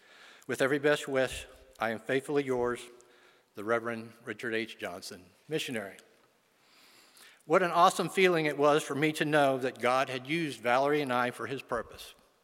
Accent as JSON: {"language": "English", "region": "western Venezuela", "country": "Venezuela", "tie": "born or raised there", "said": "I was born and raised in Western Venezuela, the youngest of five children, two girls, followed by three boys."}